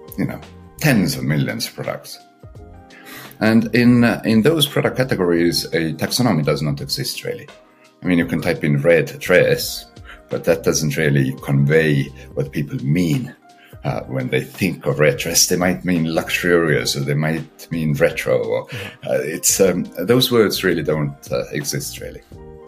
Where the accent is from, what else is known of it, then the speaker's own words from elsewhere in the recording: Estonia; I come from Estonia